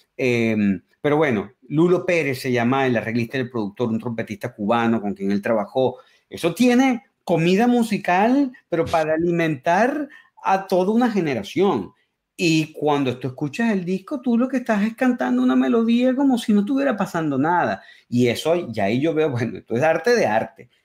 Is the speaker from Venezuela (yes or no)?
yes; Caracas, Capital District, Venezuela; first language Spanish; also born or lived in Berkeley, United States; now in United States; soy de Caracas, entonces soy un caraqueño